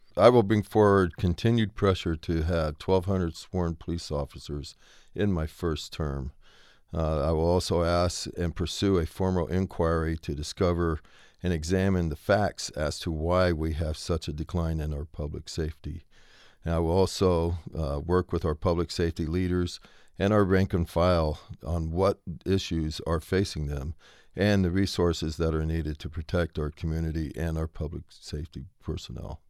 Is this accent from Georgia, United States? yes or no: no; Tucson, Arizona, United States; I'm from Tucson. I wasn't born here, but I'm from Tucson. Spent my whole life here.